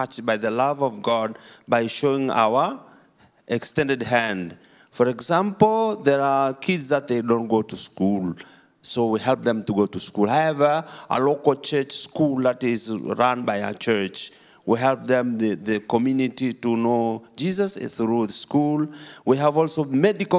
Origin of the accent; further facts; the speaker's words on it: Tanzania; I come from Tanzania, East Africa, where Kilimanjaro and Serengeti is